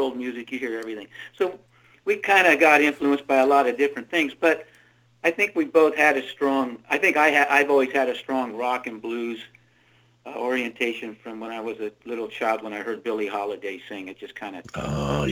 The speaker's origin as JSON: {"language": "English", "area": "the Redwoods", "region": "Northern California", "country": "United States", "tie": "born or raised there", "said": "I grew up in the Redwoods, basically, in Northern California"}